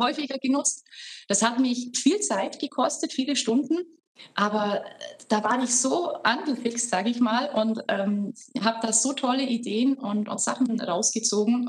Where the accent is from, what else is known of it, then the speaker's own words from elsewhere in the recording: Horgau, Bavaria, Germany; Ich komme aus Augsburg. ich bin äh, Aus. Augsburgerin, Landkreis Augsburg aus Horgau